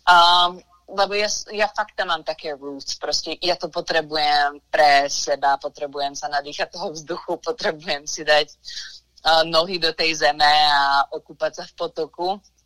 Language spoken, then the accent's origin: Slovak; Liptovský Mikuláš, Žilina Region, Slovakia; moved away as an adult; now in United States; som vyrastala v Liptovskom Mikuláši